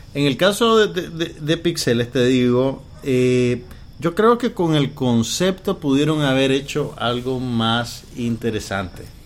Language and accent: Spanish; Nicaragua; yo era de las pocas personas en Nicaragua que veía Space Ghost Coast